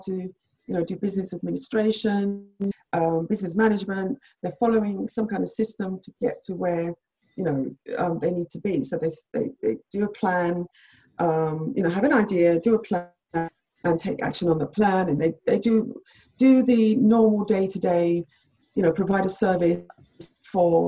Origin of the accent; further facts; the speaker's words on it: Jamaica; I was born in Jamaica